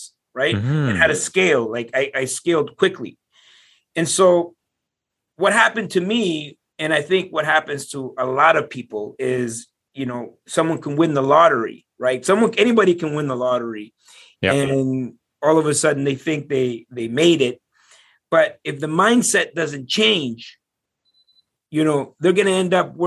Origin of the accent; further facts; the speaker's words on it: Ottawa, Ontario, Canada; I'm from Ottawa, but we were in Toronto